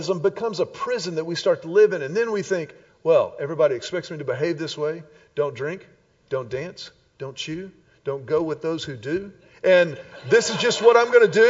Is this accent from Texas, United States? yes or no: yes; Houston, Texas, United States; also born or lived in Austin; I grew up in Houston and grew up in a Christian home